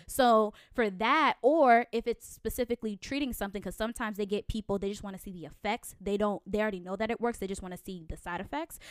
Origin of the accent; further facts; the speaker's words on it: Connecticut, United States; moved away; I'm originally from Connecticut.